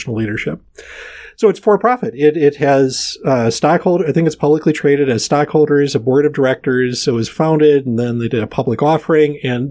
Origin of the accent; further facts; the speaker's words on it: Minneapolis, Minnesota, United States; growing up in Twin Cities